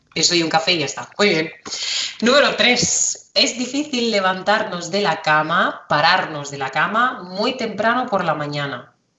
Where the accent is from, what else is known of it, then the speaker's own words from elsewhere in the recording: Spain; de España